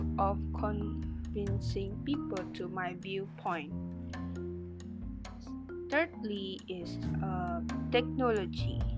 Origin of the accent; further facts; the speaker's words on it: Sarawak, Malaysia; moved away; meet my family this year and celebrate Christmas Eve together in my hometown in Sarawak.